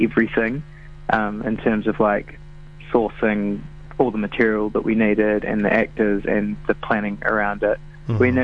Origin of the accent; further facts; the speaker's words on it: New Zealand; we're Kiwis